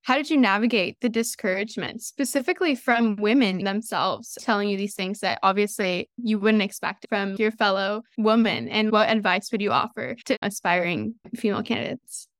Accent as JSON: {"language": "English", "area": "Orange County", "region": "California", "country": "United States", "said": "I'm actually also from Orange County"}